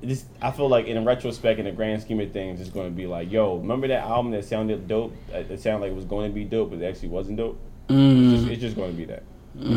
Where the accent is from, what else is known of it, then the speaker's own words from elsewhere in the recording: Philadelphia, Pennsylvania, United States; I'm from Philly.